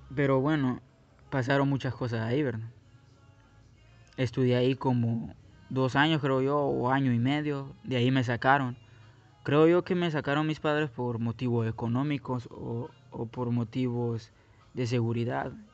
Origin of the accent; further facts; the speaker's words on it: Guatemala City, Guatemala Department, Guatemala; moved away; Yo soy nací, crecí en Guatemala. Sí, soy de Guatemala, soy guatemalteco, soy chapín.